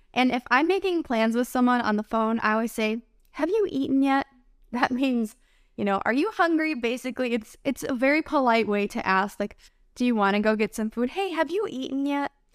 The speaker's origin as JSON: {"language": "English", "country": "United States", "said": "I'm an American English teacher."}